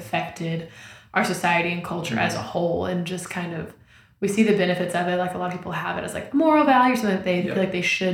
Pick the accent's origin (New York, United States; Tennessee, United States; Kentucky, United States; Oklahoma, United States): Oklahoma, United States; I grew up in Oklahoma, so I've lived here almost my whole life